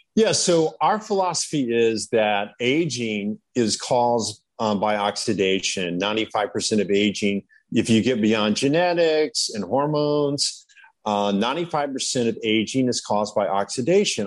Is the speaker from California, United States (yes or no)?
yes; Malibu, California, United States; I was from Malibu